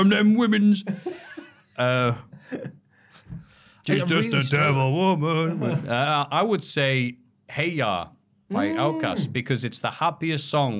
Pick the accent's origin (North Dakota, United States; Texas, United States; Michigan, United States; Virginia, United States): Texas, United States; I'm literally from Texas. Why am I gatekeeping them?